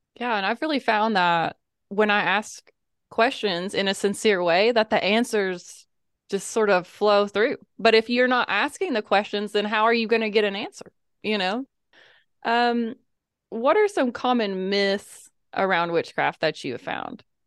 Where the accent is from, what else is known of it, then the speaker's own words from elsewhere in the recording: the Bible Belt, United States; I grew up in the Bible Belt